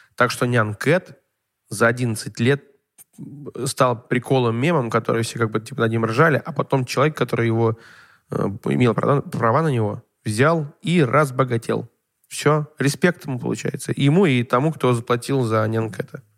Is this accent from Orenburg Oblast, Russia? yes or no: yes; Orenburg, Orenburg Oblast, Russia; я жил в Оренбурге, мне было одиннадцать лет